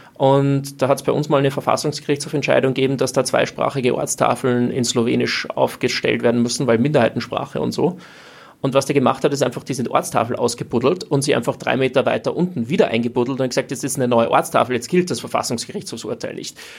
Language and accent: German; Austria; als Österreicher kommt man irgendwie aus einem nicht-NATO-neutralen Land